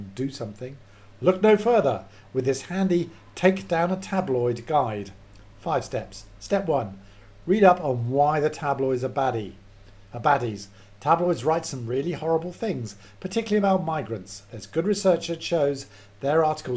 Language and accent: English; Edinburgh, Scotland, United Kingdom; moved away; we're both from Edinburgh